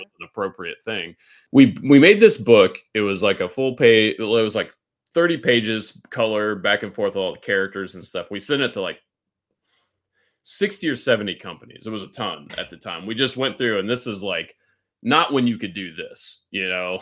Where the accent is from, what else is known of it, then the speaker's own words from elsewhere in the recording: Kansas City, United States; moved away as an adult; also born or lived in Texas; I'm a Kansas City, uh, native.